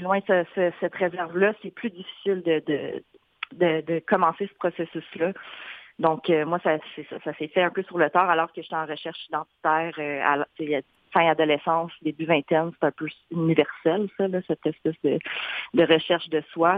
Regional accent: Gatineau, Quebec, Canada; also born or lived in Wendake / Ottawa / Montreal; j'ai grandi à Gatineau.

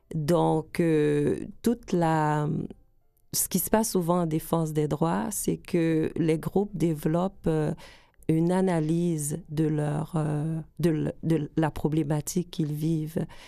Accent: Edmundston, New Brunswick, Canada; moved away as an adult; also born or lived in Gonaïves, Haiti / Port-au-Prince, Haiti / United States; now in Montreal, Canada; J'ai vécu là euh, de 8 ans à 18 ans au Nouveau-Brunswick. J'ai fait mes études, j'ai terminé mon secondaire

